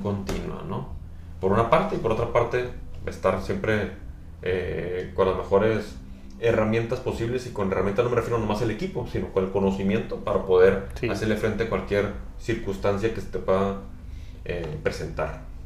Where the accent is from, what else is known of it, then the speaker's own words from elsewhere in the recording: Navojoa, Sonora, Mexico; now in Tijuana, Mexico; yo soy originario de Sonora, de Navajo, Sonora, del noroeste. Por eso digo, pongo born and raised en, el mexicano, en el noroeste mexicano.